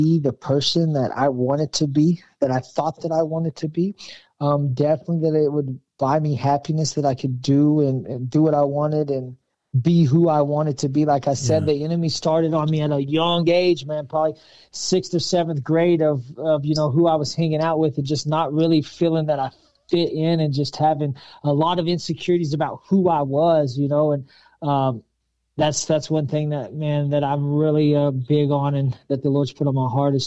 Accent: Pampa, Texas, United States; I grew up in Pampa, Texas, a small little country town

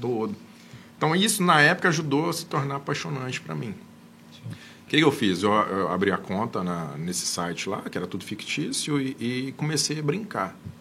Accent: Anápolis, Goiás, Brazil; eu sou de Anápolis

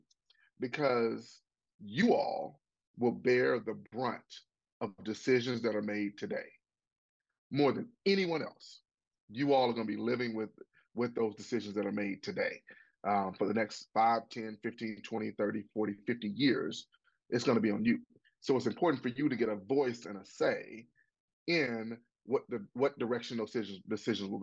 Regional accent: Pine Bluff, Arkansas, United States; myself am a product of public schools in Arkansas. I went from Watson Chapel High School on to get 5 degrees

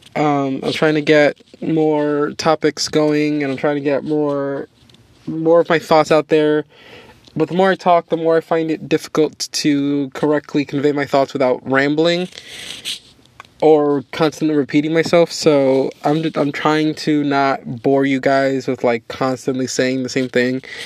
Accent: New York, United States; my home state of New York

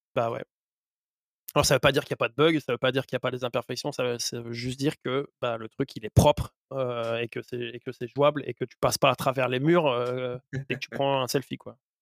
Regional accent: France; par chez nous en France

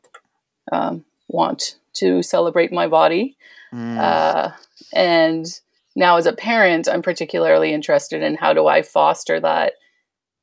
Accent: Toronto, Ontario, Canada; I'm from Toronto in Canada

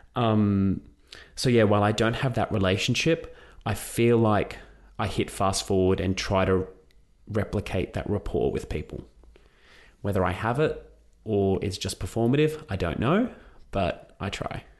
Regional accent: Australia; I've gone from being Greek Australian author

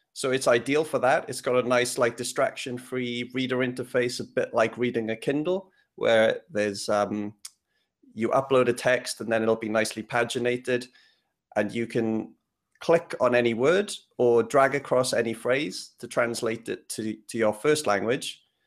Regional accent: Wales, United Kingdom; moved away; also born or lived in London; I come from, I grew up in Wales

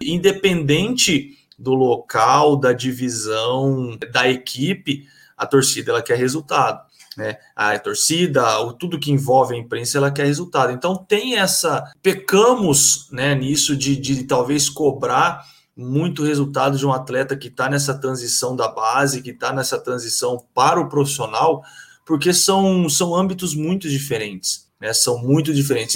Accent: Osvaldo Cruz, São Paulo, Brazil; moved away as an adult; now in Campinas, Brazil; sou natural de Oswaldo Cruz, São Paulo

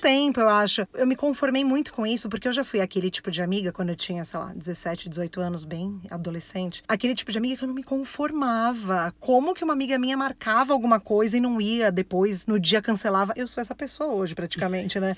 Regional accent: São Paulo, Brazil; sou de São Paulo, fui criada pela minha avó separando feijão feijão a infância inteira

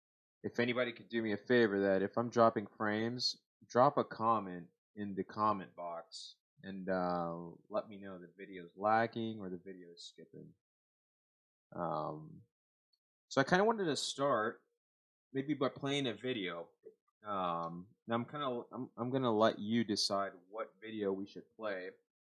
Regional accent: Alma Heights, United States; I grew up in Alma Heights pretty much my entire life until I was in fifth grade. And I kid you not, I was the only Spanish-speaking Mexican kid up until fourth grade.

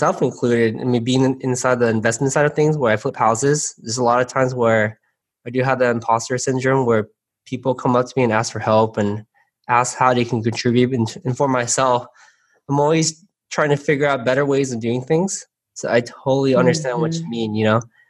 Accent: San Gabriel, California, United States; growing up in San Gabriel, like we're always very sheltered.

